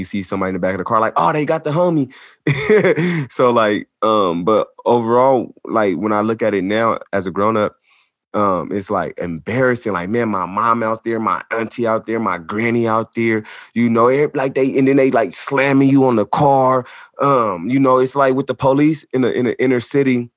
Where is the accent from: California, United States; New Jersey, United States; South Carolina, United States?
California, United States; Sacramento; also born or lived in Long Beach, California; I'm from Sacramento, California, born in Long Beach, California, though